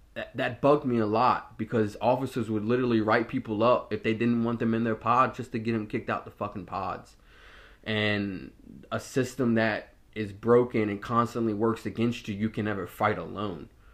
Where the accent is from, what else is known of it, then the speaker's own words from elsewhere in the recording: Norfolk, Virginia, United States; I grew up in Ocean View, so it's a heavily mixed population out there. I went to a predominantly African-American high school and middle school. I went to Azalea Middle School and Norview High School